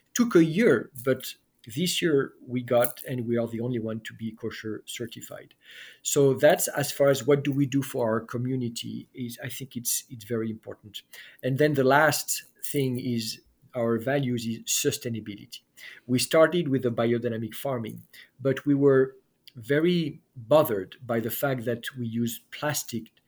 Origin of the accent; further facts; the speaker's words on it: France; moved away; I was raised in France